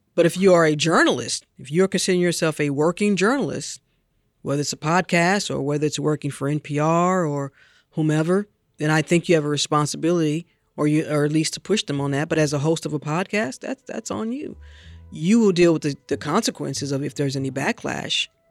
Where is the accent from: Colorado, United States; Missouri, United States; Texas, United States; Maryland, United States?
Missouri, United States; St. Louis; I grew up in Saint Louis listening to Jack Buck on Cardinals broadcast with my father